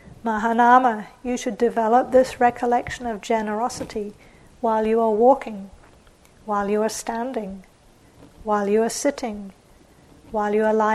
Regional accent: England, United Kingdom; also born or lived in New Zealand; So for example, I grew up in England and New Zealand.

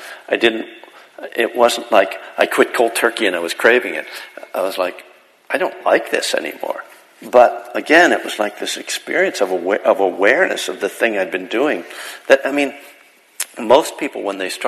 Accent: Bethlehem, Pennsylvania, United States; Bethlehem, Pennsylvania, my hometown

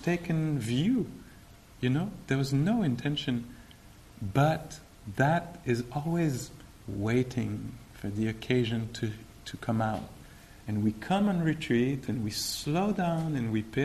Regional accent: Quebec, Canada; I'm from Quebec.

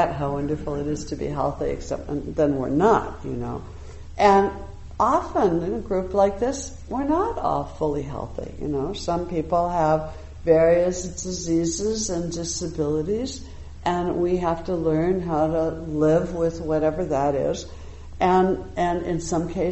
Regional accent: United States; I'm an American

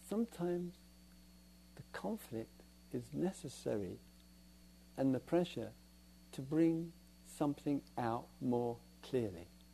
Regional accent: England, United Kingdom; We're English

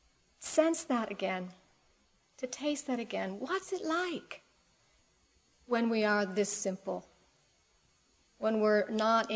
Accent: Cleveland, Ohio, United States; now in San Francisco, United States; I grew up in Cleveland, Ohio, in the Midwest, not so far away from here. And I haven't lived there for about 30 years

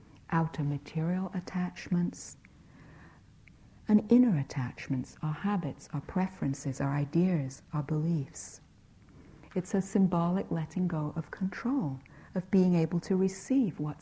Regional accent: United Kingdom; I'm British

